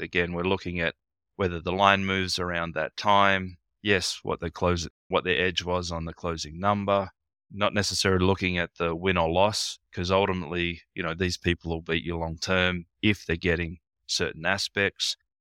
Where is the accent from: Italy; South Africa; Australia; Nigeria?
Australia; also born or lived in Darwin; being in Australia